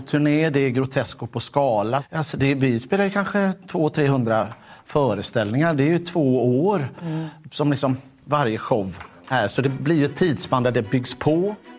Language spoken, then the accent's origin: Swedish; Mölndal, Västra Götaland, Sweden; jag är från Mölndal